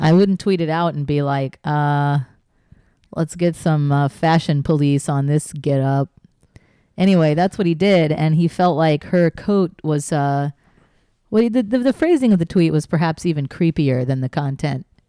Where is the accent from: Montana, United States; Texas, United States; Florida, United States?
Texas, United States; growing up in Texas